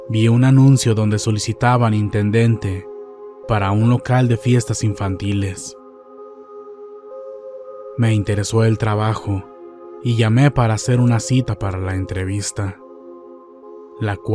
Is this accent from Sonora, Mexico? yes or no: no; Colima, Mexico; Soy de Colima, Colima.